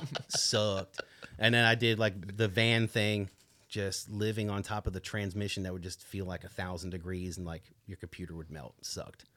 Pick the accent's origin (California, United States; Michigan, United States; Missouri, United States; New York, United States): New York, United States; Long Island; I grew up on Long Island, New York